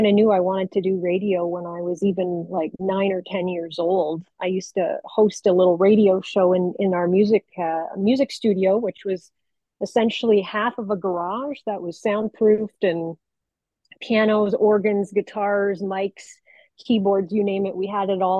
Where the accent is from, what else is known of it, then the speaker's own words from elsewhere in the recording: Hamilton, Ontario, Canada; I grew up in Hamilton, Ontario, born, raised, and kind of never left